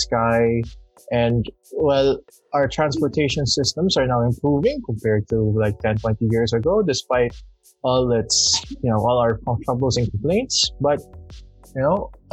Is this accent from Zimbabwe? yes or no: no; Makati, Metro Manila, Philippines; I'm from Makati